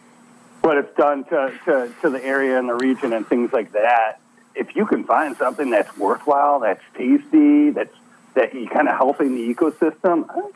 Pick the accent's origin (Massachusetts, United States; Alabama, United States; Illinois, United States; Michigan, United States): Illinois, United States; Chicago; accent: Canadian; I have a Canadian accent, and I'm from Chicago